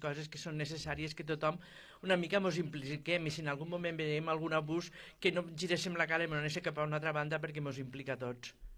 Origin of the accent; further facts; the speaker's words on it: Terres de l'Ebre, Catalonia, Spain; els de les Terres de l'Ebre